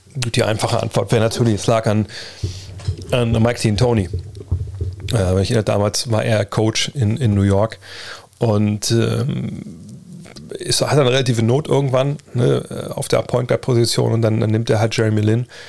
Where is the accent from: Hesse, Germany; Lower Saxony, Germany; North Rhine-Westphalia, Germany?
Lower Saxony, Germany; Wolfsburg; ich komme aus Wolfsburg